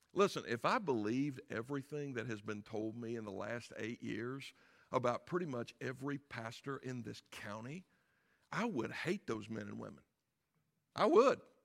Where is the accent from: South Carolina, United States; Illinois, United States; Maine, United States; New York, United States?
South Carolina, United States; I am from South Carolina